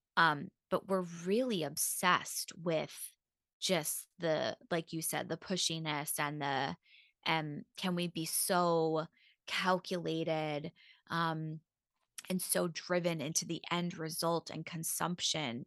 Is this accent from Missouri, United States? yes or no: no; Long Island, New York, United States; I grew up in New York and, um, on Long Island